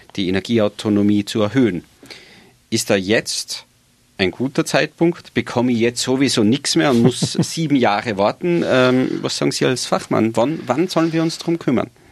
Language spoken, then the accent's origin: German; Tyrol, Austria; bei uns in Tirol